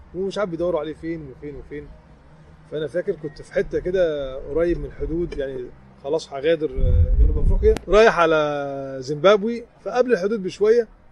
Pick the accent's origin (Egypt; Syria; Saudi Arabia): Egypt; قلت لهم من مصر